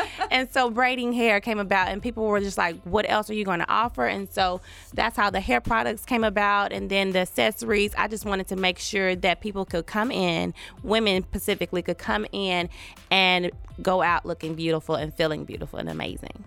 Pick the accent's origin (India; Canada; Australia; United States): United States; Taft, Oklahoma; I was born and raised in Taft, Oklahoma, a very small all black town